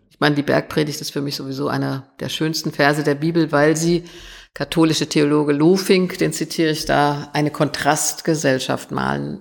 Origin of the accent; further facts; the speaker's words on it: Germany; Ich bin nach 45 in Westdeutschland geboren.